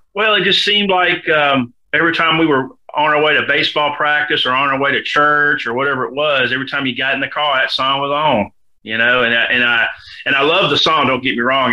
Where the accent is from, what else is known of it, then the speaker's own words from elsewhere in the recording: Memphis, Tennessee, United States; moved away as an adult; also born or lived in Tulsa, Oklahoma; I was born and raised in Memphis